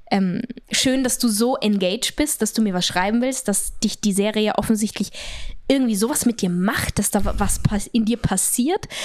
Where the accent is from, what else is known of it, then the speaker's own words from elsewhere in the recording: Austria; Nein, aber ich bin in den Bergen aufgewachsen, auf einer kleinen